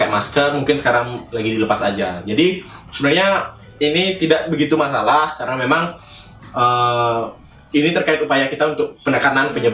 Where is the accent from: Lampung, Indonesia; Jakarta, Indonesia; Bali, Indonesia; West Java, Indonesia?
Bali, Indonesia; Saya juga sebagai orang Bali sedikit gimana ya berpikir, wih